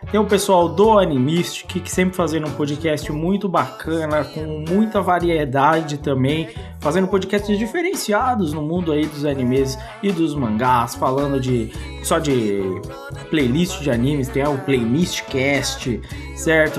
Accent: Brazil; como bom brasileiro

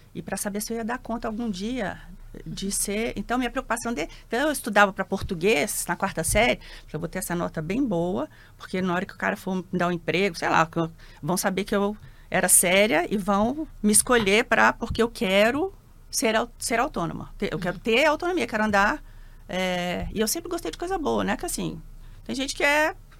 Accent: Brasília, Federal District, Brazil; moved away as an adult; also born or lived in São Paulo; Eu já nasci em Brasília, nasci em 70, tenho 53 anos

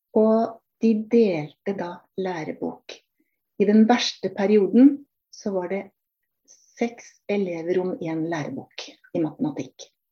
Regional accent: Norway; also born or lived in Kenya; i Norge snakker vi norsk. Det er ikke engelsk som er vårt morsmål

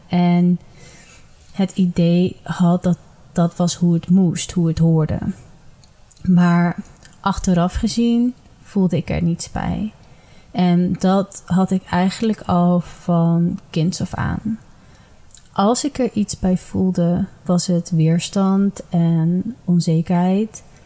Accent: Ede, Gelderland, Netherlands; Ik ben geboren en getogen in Ede

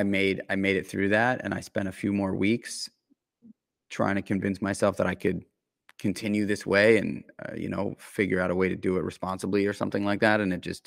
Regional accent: New York City, New York, United States; I grew up in New York City, in Manhattan, in the center of it all.

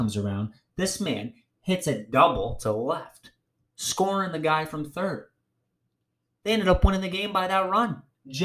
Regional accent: New England, United States; I am from New England

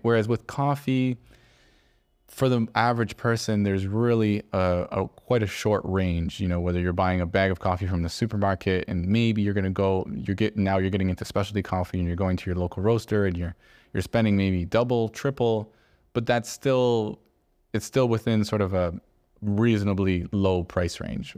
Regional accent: Canada; now in Barcelona, Spain; growing up in Canada

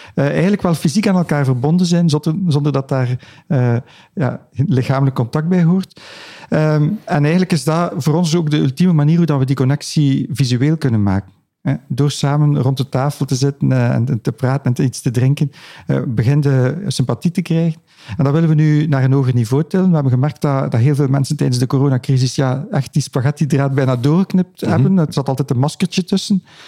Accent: Ghent, Flanders, Belgium; Ik ben zelf een Gentenaar

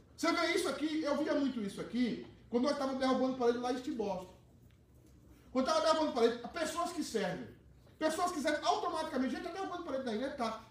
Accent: Northeast Region, Brazil; moved away; Algumas, no Nordeste é assim, em algumas cidades, né? Lá na minha cidade

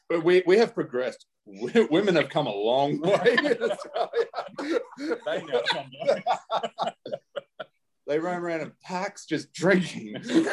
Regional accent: Australia

